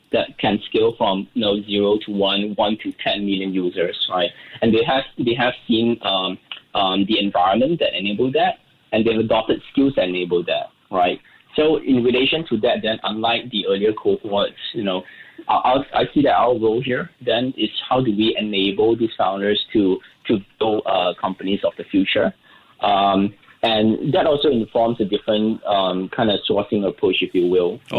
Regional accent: Singapore; technically we raised 21.88 million, being very Singaporean here.

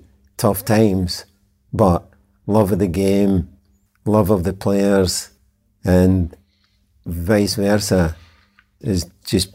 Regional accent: Glasgow, Scotland, United Kingdom; back to my upbringing, I'm from Glasgow

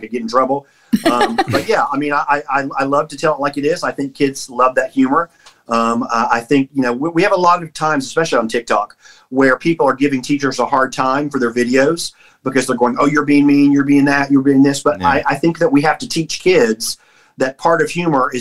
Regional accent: Rockledge, Florida, United States; moved away as an adult; also born or lived in Alabama; now in Kentucky, United States; I am from, I grew up in Florida. I was in Florida all my life

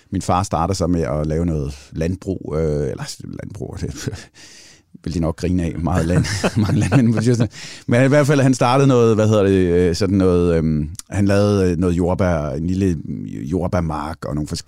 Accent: Central Denmark Region, Denmark; Mine forældre kommer fra, fra Hørsholm, eller fra Sjælland af, og derfor er min accent heller ikke specielt jysk, hvis nogen undrer sig over det. Så hvad hedder det? Og så flyttede vi... Øh, øh, til Djursland i et eller andet faldfærdigt hus

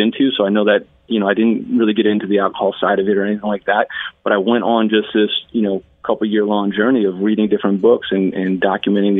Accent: Northern New Jersey, United States; I was Irish Catholic growing up in Northern New Jersey.

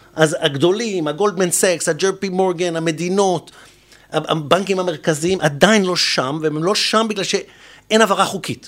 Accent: Israel; אנחנו, בתור ישראלים

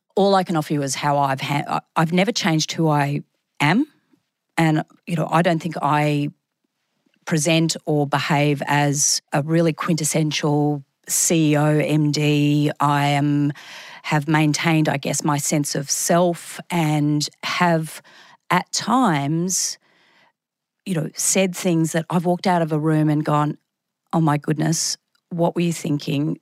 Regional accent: Brisbane, Queensland, Australia; also born or lived in Sydney; I came back to Brisbane from Sydney.

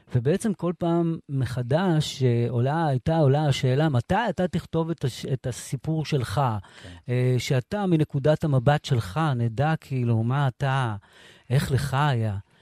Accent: Sderot, Southern District, Israel; also born or lived in Morocco; now in Netiv HaAsara, Israel; אני היחיד משדרות

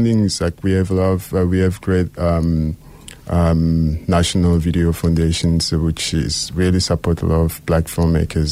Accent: Likasi, Haut-Katanga, DR Congo; now in Cape Town, South Africa; I'm from DRC in a very small town called Likasi. So it's on the south of the country.

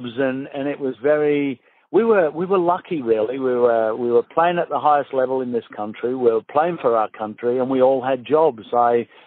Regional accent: St Helens, North West England, United Kingdom; moved away as an adult; also born or lived in Manchester; now in Australia; I was born just outside Manchester, and I lived a long time in St. Helens.

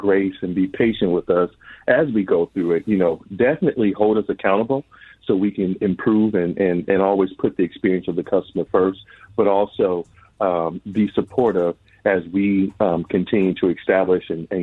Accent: Twin Cities, Minnesota, United States; I grew up here in the Twin Cities

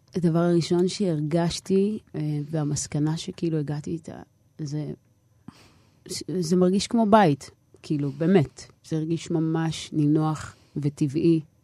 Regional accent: Nof HaGalil, Northern District, Israel; first language Hebrew; גדלתי בנצרת עילית

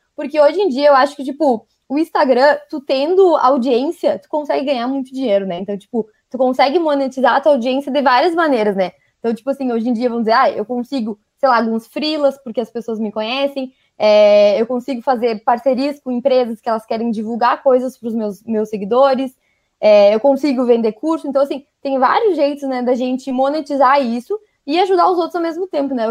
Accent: Rio Grande do Sul, Brazil; accent: gaúcho; Sou gaúcha. Então já não estranho o meu sotaque que eu falo uns leite quente

